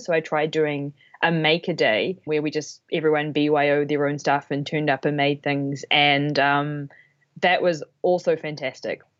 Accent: New Zealand; now in Toronto, Canada; I am originally from New Zealand, but now living in Toronto.

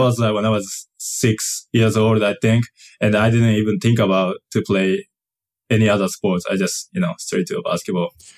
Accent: Kagawa, Japan; English is a second language; moved away; also born or lived in Yokohama, Japan; I moved to, uh, it's called the place Kagawa, uh, when I was two or three years old

